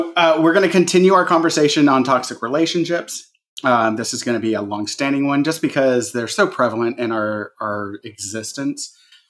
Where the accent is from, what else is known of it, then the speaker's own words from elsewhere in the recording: Iowa, United States; Like, I'm from Iowa, and like, that's not how you eat corn.